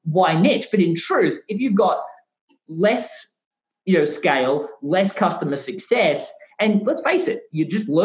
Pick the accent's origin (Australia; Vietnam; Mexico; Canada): Australia; moved away as an adult; now in United States; my home country of Australia